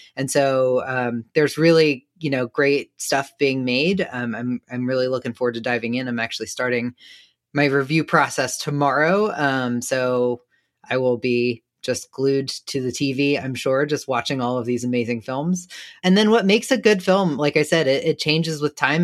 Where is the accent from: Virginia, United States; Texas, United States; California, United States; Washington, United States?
Virginia, United States; Danville; I grew up in a small southern town of Danville, Virginia.